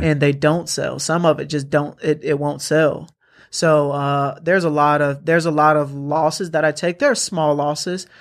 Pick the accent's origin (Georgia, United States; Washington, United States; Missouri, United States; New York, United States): Georgia, United States; Atlanta; I'm from Atlanta